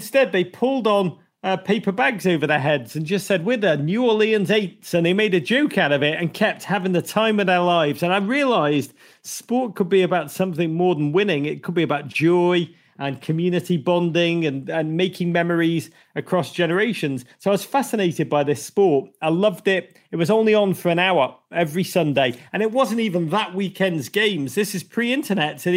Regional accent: Liverpool, North West England, United Kingdom; moved away as an adult; now in United States; I grew up in Liverpool in the 1980s

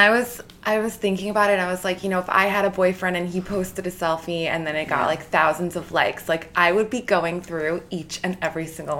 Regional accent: New York, United States; also born or lived in Italy; I'm from New York. I was born in Italy, but I grew up in New York with my dad.

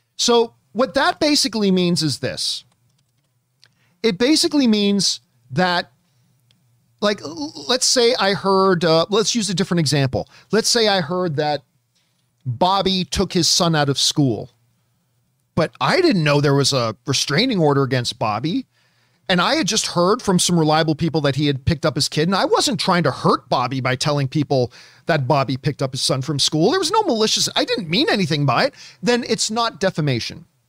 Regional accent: Canada; I'm Canadian

